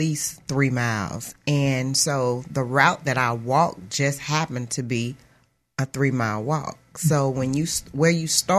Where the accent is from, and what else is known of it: Mobile, Alabama, United States; born or raised there; also born or lived in Sioux City, Iowa